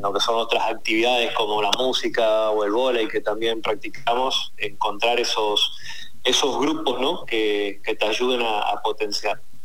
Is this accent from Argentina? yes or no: yes; Argentina; como argentino